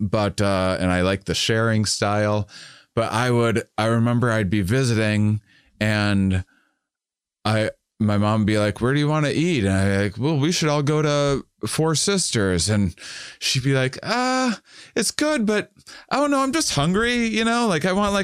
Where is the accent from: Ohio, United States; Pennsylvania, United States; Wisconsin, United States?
Wisconsin, United States; La Crosse; moved away; I'm from Wisconsin originally.